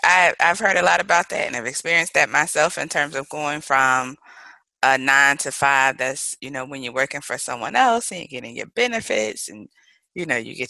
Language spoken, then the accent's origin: English; Mobile, Alabama, United States; moved away; I am originally from Mobile, Alabama.